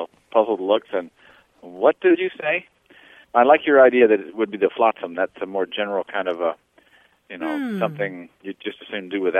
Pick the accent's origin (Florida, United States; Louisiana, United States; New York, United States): Louisiana, United States; now in Madison, Wisconsin, United States; I grew up in the South. I grew up in Louisiana, and I spent some time along the Gulf Coast parishes